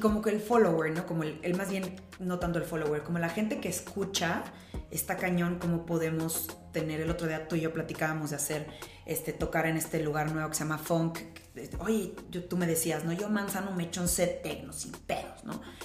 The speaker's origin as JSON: {"language": "Spanish", "town": "Cuernavaca", "region": "Morelos", "country": "Mexico", "tie": "born or raised there", "moved": "yes", "lives_now": "Mexico City, Mexico", "said": "yo soy de Morelos, bueno, crecí como mi, mi, mi infancia, adolescencia en Morelos, en Cuernavaca, soy guayaba."}